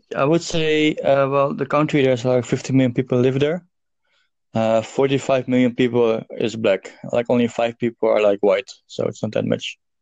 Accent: Amsterdam, North Holland, Netherlands; also born or lived in South Africa; I'm Dutch and I'm from Amsterdam

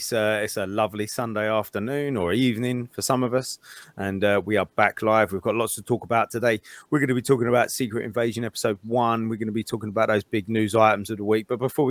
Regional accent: United Kingdom; born or raised there

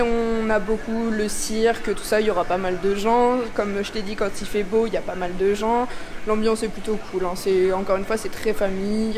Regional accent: Mexico; French is a second language; moved away as an adult; now in Lille, France; je suis Mexicain

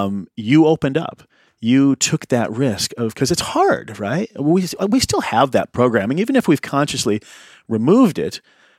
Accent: Indiana, United States; I grew up in Indiana in the 80s, I'm a white guy.

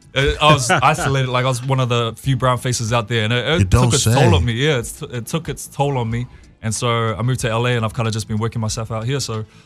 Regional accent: Porirua, Wellington, New Zealand; I grew up in Porirua, New Zealand.

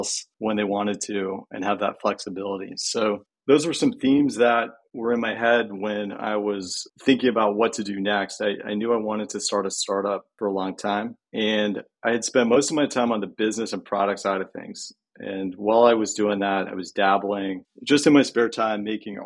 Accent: Canada; now in California, United States; I'm originally from Canada

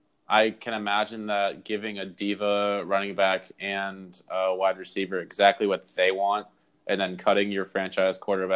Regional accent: New England, United States; I'm from New England

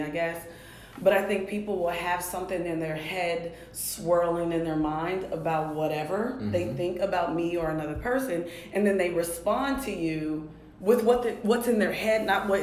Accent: Clairton, Pennsylvania, United States; moved away; I grew up in Pittsburgh, Pennsylvania. Not even a city

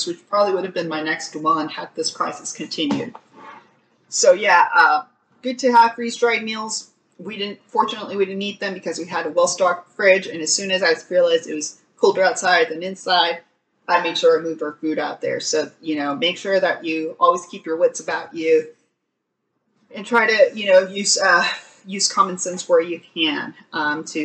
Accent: Texas, United States; as a Texan

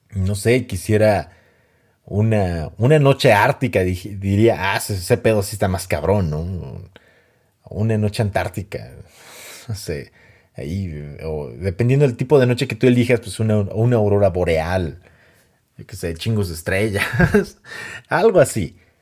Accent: Mexico; soy mexicano

